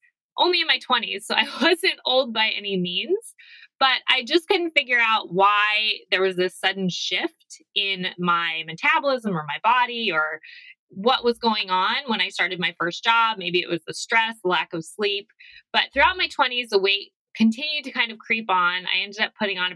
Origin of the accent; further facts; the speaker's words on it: Arizona, United States; I'm from Arizona.